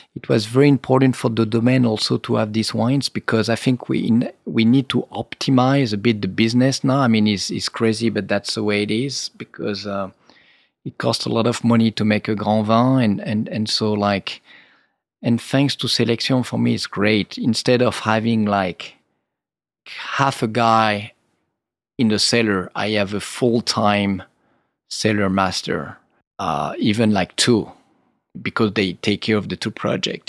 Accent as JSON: {"language": "English", "area": "Rhône Valley", "region": "Auvergne-Rhône-Alpes", "country": "France", "said": "I'm from the Rhône Valley"}